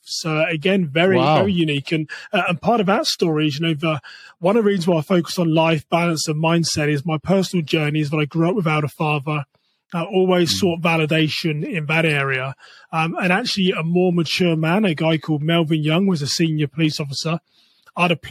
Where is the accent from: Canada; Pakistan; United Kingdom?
United Kingdom; England; moved away as an adult; now in United States; I'm from England